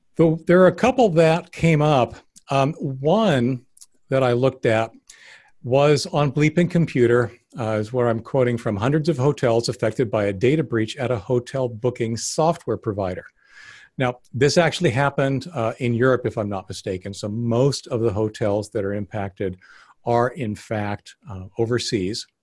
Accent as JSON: {"language": "English", "country": "Canada", "tie": "born or raised there", "moved": "yes", "lives_now": "United States", "said": "I was actually born up in Canada, so I've got yeah. both both passports"}